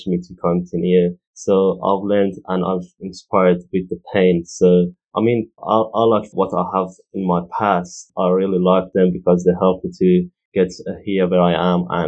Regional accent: Iran; now in United Kingdom; I'm original from Iran

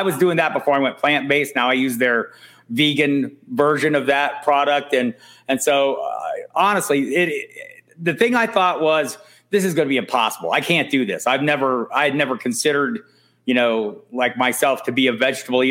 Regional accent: Tucson, Arizona, United States; now in Albuquerque, United States; I live in Albuquerque. I've lived here for about 20 some years. I'm from Tucson originally.

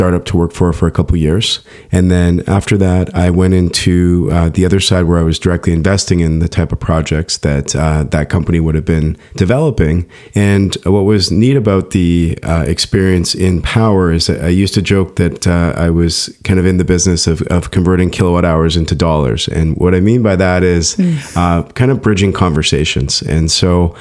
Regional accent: Canada; I grew up in Canada

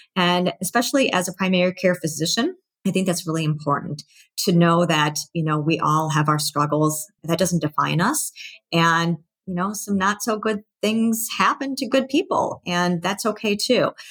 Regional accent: Massachusetts, United States; I was born in Massachusetts, so I have a lot of relatives there.

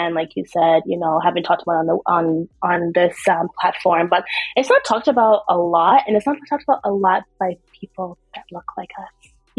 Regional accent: Canada; also born or lived in Trinidad; I'm born in Trinidad, but I grew up in Canada, but I am West Indian.

